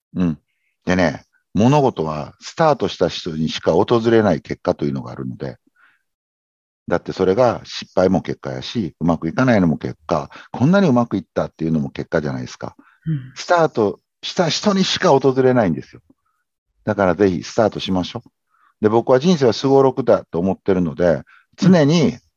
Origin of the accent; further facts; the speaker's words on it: Kobe, Hyogo, Japan; 僕、神戸出身なんで、阪神大震災の時に神戸に実家があって